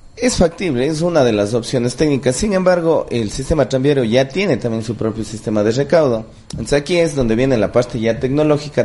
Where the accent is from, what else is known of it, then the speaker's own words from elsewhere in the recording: Cuenca, Azuay, Ecuador; los cuencanos vayamos